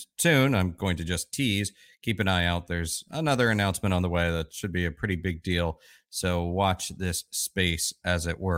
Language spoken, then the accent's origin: English; Orlando, Florida, United States; the fact that I grew up in Orlando